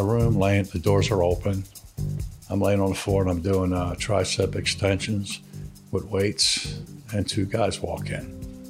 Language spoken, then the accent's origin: English; Philadelphia, Pennsylvania, United States; damn, Mississippi, I'm from Philadelphia.